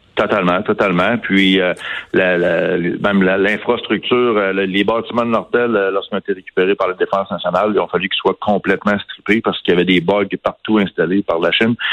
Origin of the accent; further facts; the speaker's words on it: Canada; ici, chez nous, au Canada